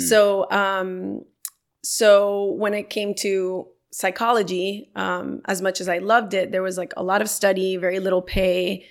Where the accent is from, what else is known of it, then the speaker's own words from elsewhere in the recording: Miami, Florida, United States; growing up in Miami, which is where I'm from